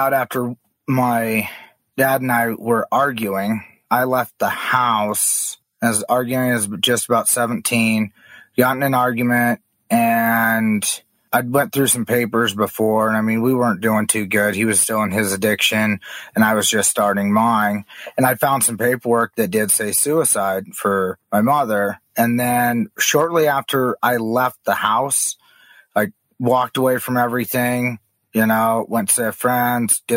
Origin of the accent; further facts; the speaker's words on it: Kalispell, Montana, United States; also born or lived in Blackfeet Reservation, Montana; Growing up, I grew up in Kalispell, Montana